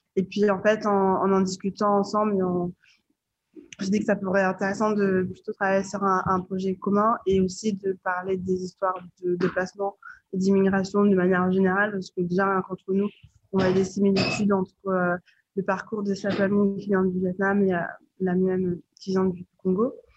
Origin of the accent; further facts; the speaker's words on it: France; je suis née en France